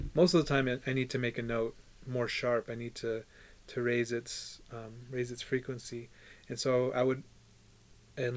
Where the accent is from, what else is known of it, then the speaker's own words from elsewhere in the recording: Four Corners, United States; we have the largest reservation, bigger than a lot of states